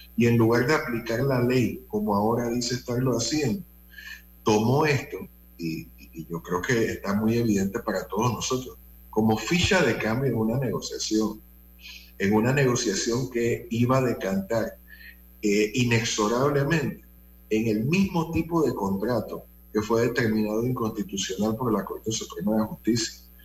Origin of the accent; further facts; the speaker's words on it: Panama; así como los panameños medimos el tiempo